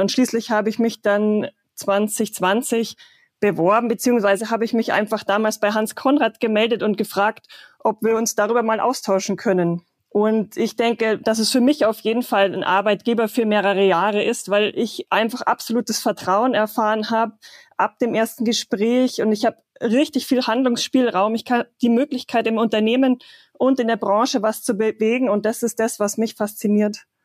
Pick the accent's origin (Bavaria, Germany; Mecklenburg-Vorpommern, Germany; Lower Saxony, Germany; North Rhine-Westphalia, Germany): Bavaria, Germany; Penzberg; ich bin gebürtige Penzbergerin